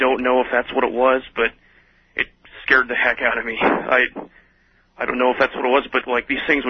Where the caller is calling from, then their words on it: Iowa, United States; This is …. I'm calling you from Central Iowa.